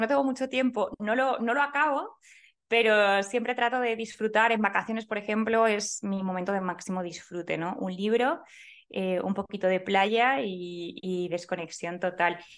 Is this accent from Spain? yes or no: yes; Valladolid, Castile and León, Spain; Yo soy de Valladolid